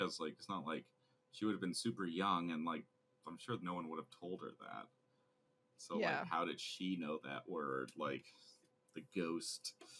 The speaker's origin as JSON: {"language": "English", "country": "Canada", "said": "We're Canadian"}